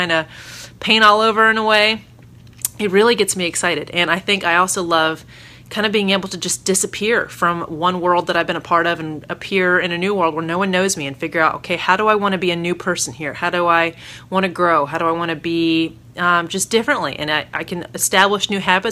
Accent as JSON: {"language": "English", "region": "Maryland", "country": "United States", "also_born_or_lived": "New Orleans", "moved": "yes", "lives_now": "Northern Virginia, United States", "said": "back to my hometown area-ish of Virginia. I'm from Maryland originally, so this is my hood, Northern Virginia, where my husband and I met and dated and where I used to work and go to school."}